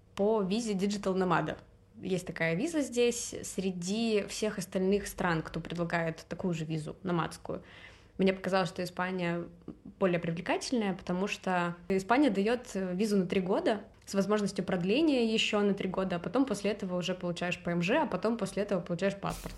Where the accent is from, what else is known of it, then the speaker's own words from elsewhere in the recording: Saint Petersburg, Russia; moved away as an adult; also born or lived in Turkey; now in Barcelona, Spain; я из Питера